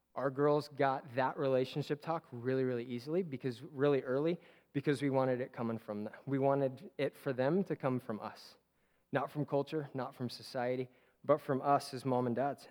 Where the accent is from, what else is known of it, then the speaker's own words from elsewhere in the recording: Simi Valley, California, United States; there's an exit in Simi where I grew up